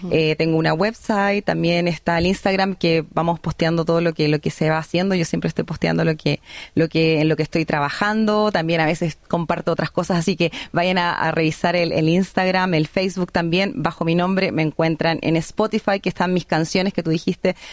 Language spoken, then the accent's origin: Spanish; Chile; soy una artista chilena, pero que vive en, en un país de habla inglesa